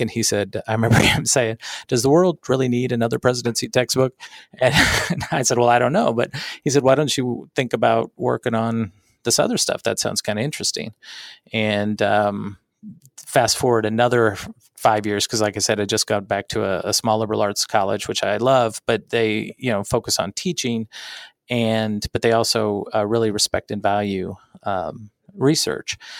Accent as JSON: {"language": "English", "town": "Springfield", "region": "Missouri", "country": "United States", "tie": "born or raised there", "also_born_or_lived": "Colorado", "said": "I am a professor at Drury University, which is a small liberal arts school in my hometown"}